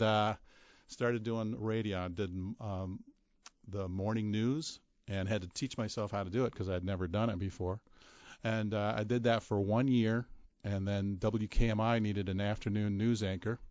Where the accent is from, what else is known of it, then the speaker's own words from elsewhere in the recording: Belleville, Michigan, United States; moved away; My hometown is Belleville, Michigan